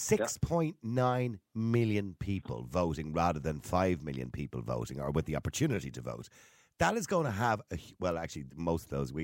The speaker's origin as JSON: {"language": "English", "country": "Ireland", "moved": "as an adult", "lives_now": "Australia", "said": "I'm an Irish citizen"}